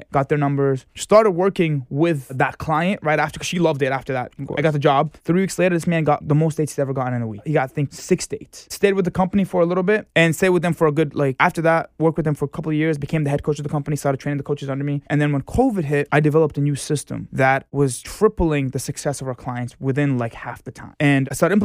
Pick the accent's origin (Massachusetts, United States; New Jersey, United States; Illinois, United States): Massachusetts, United States; Boston; moved away as an adult; now in New York City, United States; Born and raised in Boston, Massachusetts